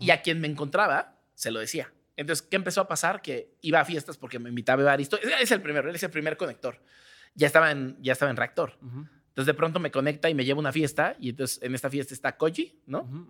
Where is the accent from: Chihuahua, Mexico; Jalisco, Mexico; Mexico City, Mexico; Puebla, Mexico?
Mexico City, Mexico; yo soy de Azcap.